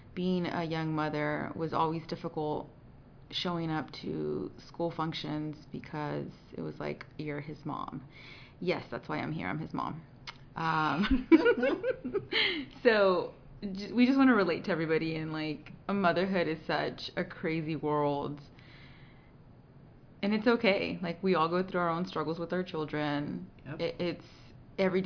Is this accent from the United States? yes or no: yes; Houston, Texas, United States; Born and raised in Houston to a Mexican family.